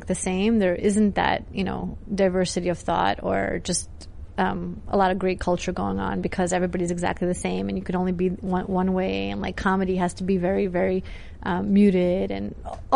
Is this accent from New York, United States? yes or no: yes; New York City, New York, United States; moved away; I grew up in Brooklyn